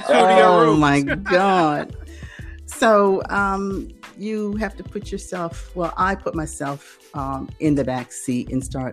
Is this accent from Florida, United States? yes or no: no; Norfolk, Virginia, United States; moved away as an adult; also born or lived in South Carolina; now in Australia; I'm originally from Virginia, Norfolk area, Tidewater, Berkeley, as they say, you know, and lived there all my life, Berkeley girl